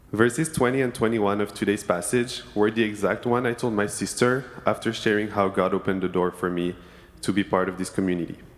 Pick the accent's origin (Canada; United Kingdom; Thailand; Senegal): Senegal; now in Berkeley, United States; I grew up in Senegal, West Africa, and, was an inter- and I'm an international student, and have never been in the area.